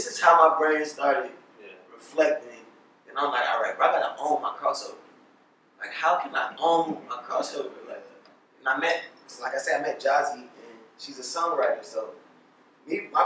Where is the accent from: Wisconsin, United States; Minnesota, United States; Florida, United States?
Florida, United States; Miami; I'm from Miami